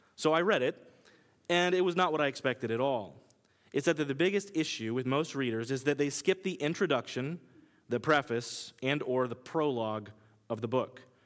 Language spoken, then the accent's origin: English; Kansas, United States; accent: Kansas; now in New York, United States; my Kansas accent